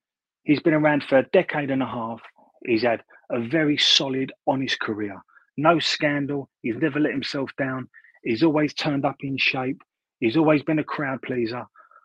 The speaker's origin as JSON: {"language": "English", "region": "London", "country": "United Kingdom", "said": "I'm a Londoner. I come from a part of London where John comes from as well."}